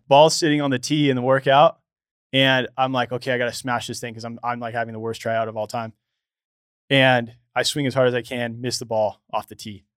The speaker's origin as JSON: {"language": "English", "town": "Los Angeles", "region": "California", "country": "United States", "tie": "born or raised there", "said": "I grew up here in Los Angeles."}